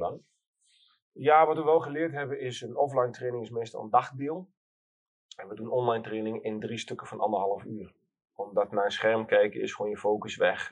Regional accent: Twente, Overijssel, Netherlands; ik kom uit Twente

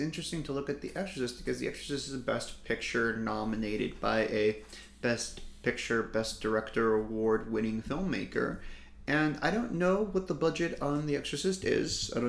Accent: Ohio, United States; Growing up in Ohio, this is what came out of it.

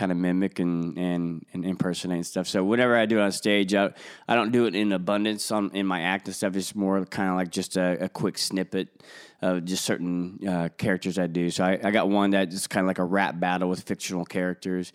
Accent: Springfield, Missouri, United States; I'm actually from Springfield, Missouri, so it's pretty much the heartland of the United States of America.

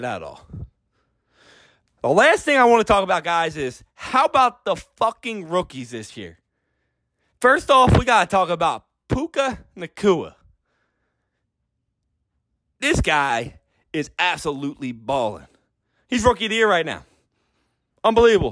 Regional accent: Philadelphia, Pennsylvania, United States; I'm from Philadelphia.

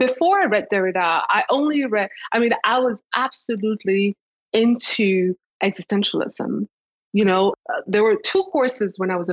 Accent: Rwanda; moved away; also born or lived in Toronto, Canada; I'm from Rwanda. I was born in Rwanda.

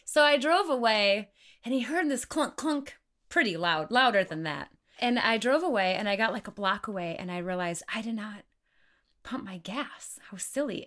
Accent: Wisconsin, United States; moved away as an adult; now in Sioux Falls, United States; I am originally from Wisconsin

